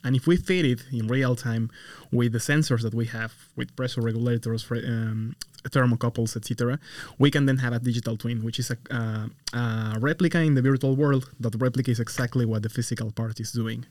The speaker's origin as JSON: {"language": "English", "country": "Mexico", "moved": "as an adult", "lives_now": "United States", "said": "I come from Mexico. I originally did my, my bachelor and my master's over there."}